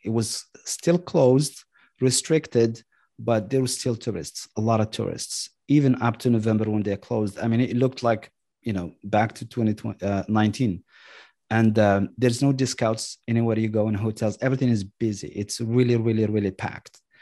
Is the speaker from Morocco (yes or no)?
yes; Marrakesh, Marrakesh-Safi, Morocco; moved away as an adult; now in United States; I was born and raised in Marrakesh